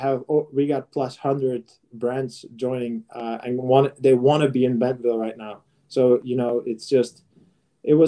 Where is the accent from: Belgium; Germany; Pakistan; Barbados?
Belgium; I'm from Belgium